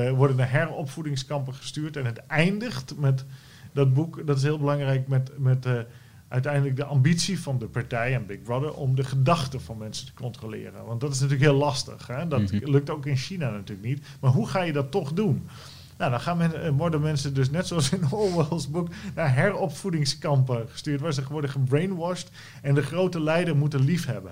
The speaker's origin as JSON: {"language": "Dutch", "country": "Netherlands", "said": "wij als Nederlanders"}